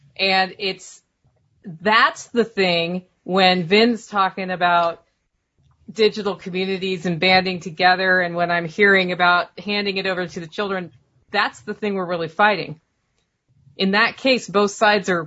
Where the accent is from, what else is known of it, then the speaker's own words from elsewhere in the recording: Portland, United States; moved away; Well, that's my hometown you're talking about.